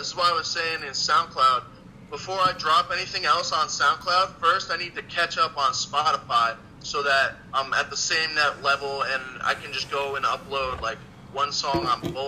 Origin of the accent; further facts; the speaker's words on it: New Jersey, United States; also born or lived in Albany area, New York; now in New York, United States; I was originally from Jersey. And then I moved up to New York, and I found my place up in the 518